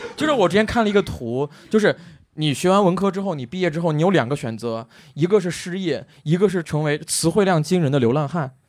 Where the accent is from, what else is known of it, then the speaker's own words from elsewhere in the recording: southern Shaanxi, China; 因为我是陕南人